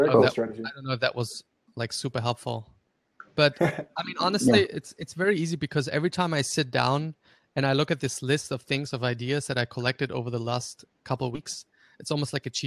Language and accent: English; Graz, Styria, Austria; first language German; English is a second language; I grew up in Austria. He actually grew up like in the same city that I lived in Austria.